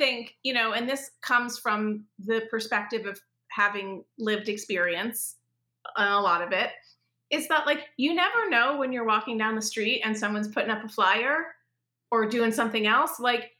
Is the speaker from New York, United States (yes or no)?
yes; New York, United States; I literally, and as a New Yorker, you'll get this. I literally was like walking around Manhattan with a stack of color flyers.